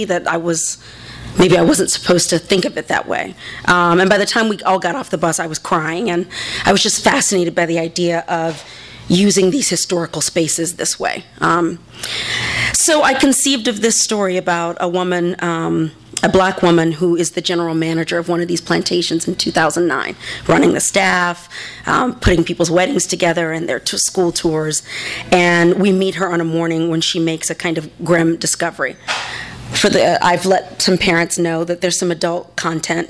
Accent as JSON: {"language": "English", "region": "the South", "country": "United States", "moved": "yes", "said": "I'm from the South"}